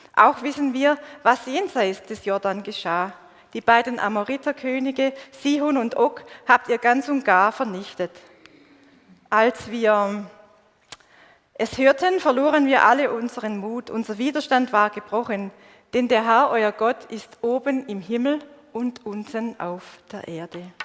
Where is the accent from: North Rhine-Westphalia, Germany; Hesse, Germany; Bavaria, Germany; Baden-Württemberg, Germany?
Baden-Württemberg, Germany; Swabia; accent: Swabian; Ich bin in einer schwäbischen Kultur aufgewachsen und das hört ihr bis heute. Ich weiß, mein Dialekt ist